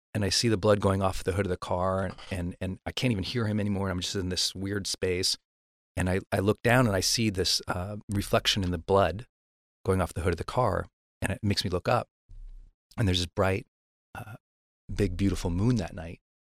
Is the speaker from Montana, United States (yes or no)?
yes; Montana, United States; I'm from Montana.